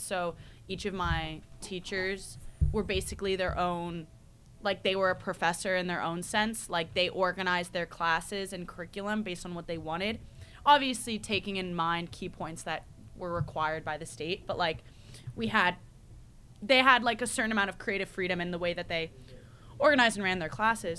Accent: United States; moved away as an adult; now in United Kingdom; I'm the American who only knows about America

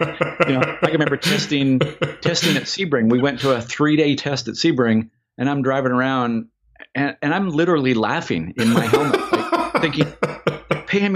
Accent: Vancouver, British Columbia, Canada; We grew up in Vancouver in Canada

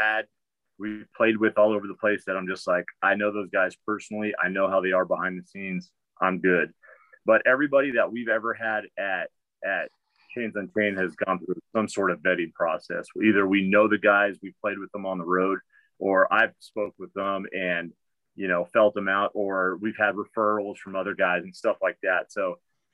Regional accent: Pomona, California, United States; moved away as an adult; also born or lived in Sacramento, California; now in Missouri, United States; I grew up in the metal scene in Southern California. I grew up in Pomona, California

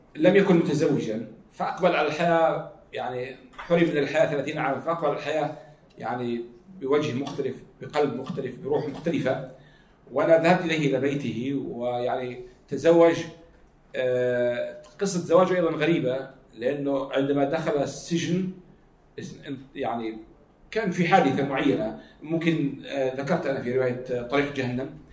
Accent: Jordan; احنا عندنا في الاردن

